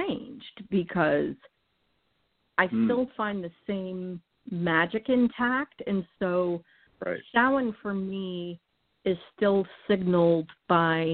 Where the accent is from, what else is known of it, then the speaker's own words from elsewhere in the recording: New England, United States; moved away; I was born and raised in New England, and actually at the foot of the northern edge of the Appalachian mountain chain